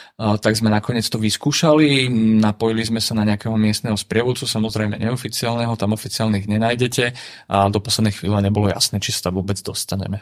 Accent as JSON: {"language": "Slovak", "country": "Slovakia", "said": "odkiaľ som. A ja som povedal, že však Slovensko"}